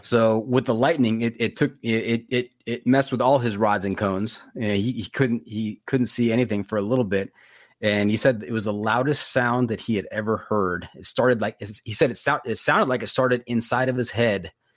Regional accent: Los Angeles, California, United States; also born or lived in Santa Clarita, California; I grew up in the Valley, San Fernando Valley, which is just north of Los Angeles

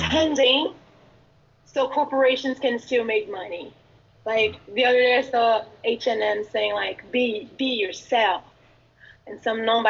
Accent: Brazil; English is a second language; moved away as an adult; now in United States

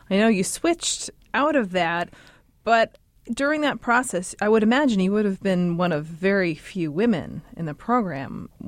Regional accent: Baltimore, Maryland, United States; I grew up in Baltimore, Maryland.

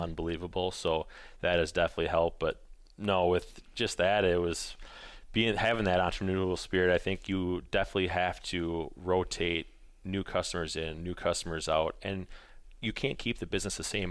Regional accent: Colfax, Wisconsin, United States; also born or lived in Eau Claire, Wisconsin / Minneapolis, Minnesota; I grew up in Colfax, Menominee area, moved away, um, after I went to college

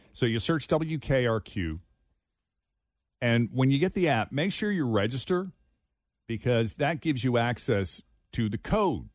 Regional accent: Massachusetts, United States; now in Cincinnati, United States; in my home state of Massachusetts

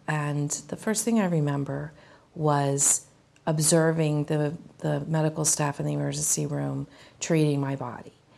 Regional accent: Maryland, United States; I'm from Maryland.

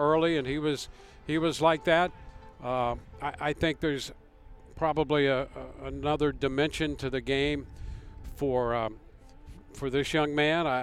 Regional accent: St. Louis, Missouri, United States; I grew up in the St. Louis area in the 60s

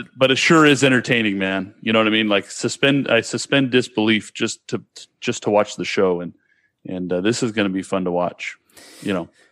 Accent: Sacramento, California, United States; now in Hawaii, United States; I grew, I grew up in Sacramento. And, but, you know, born and raised basically in that whole area.

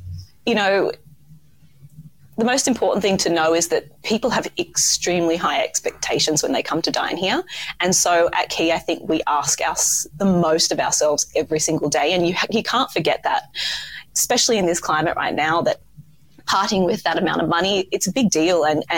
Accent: Sydney, New South Wales, Australia; Oh, I didn't know there were such good restaurants in Sydney, like for my hometown. And then I just got that call to home, as we do, back to our beaches and back to the warm environment of Australia.

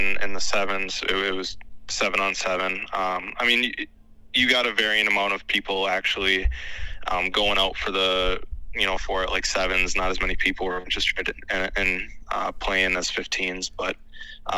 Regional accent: Green Bay, Wisconsin, United States; moved away as an adult; now in Chicago, United States; I'm originally from Green Bay, Wisconsin. I went to high school in De Pere, which is just outside of Green Bay

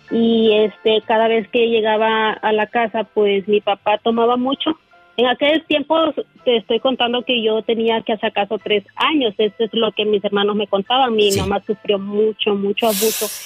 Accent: Honduras; now in United States; yo soy de Honduras

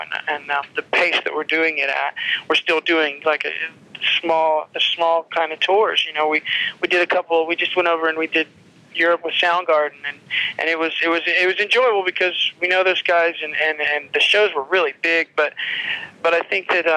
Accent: Lafayette, Indiana, United States; moved away as an adult; also born or lived in Chicago; I grew up in Lafayette

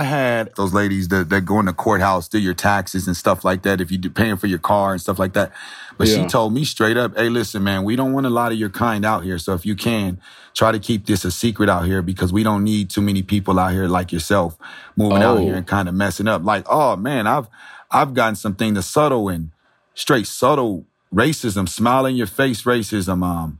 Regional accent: San Diego, California, United States; when I came from San Diego, I didn't know what racism was until I got to Nebraska

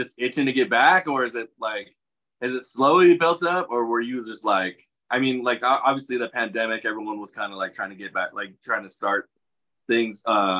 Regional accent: Upland, California, United States; I'm actually from Upland.

